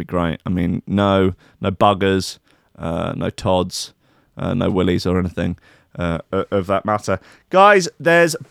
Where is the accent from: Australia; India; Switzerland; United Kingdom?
United Kingdom; England; moved away; I'm English